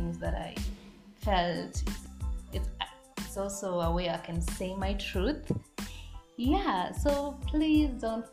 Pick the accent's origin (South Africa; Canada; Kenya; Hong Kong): Kenya; I'm a Kenyan woman